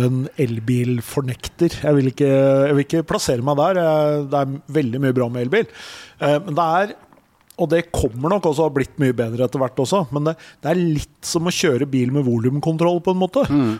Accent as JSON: {"language": "Norwegian", "town": "Elverum", "region": "Innlandet", "country": "Norway", "said": "Jeg er jo fra Elverum"}